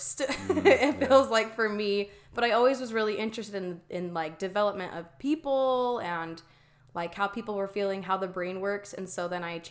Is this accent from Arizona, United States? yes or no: yes; Mesa, Arizona, United States; I grew up in Mesa, Arizona, born and raised in the same house